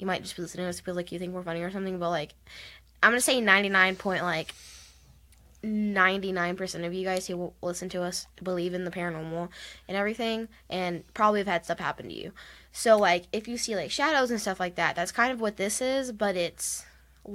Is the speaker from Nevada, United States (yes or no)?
no; Texas, United States; we're from Texas.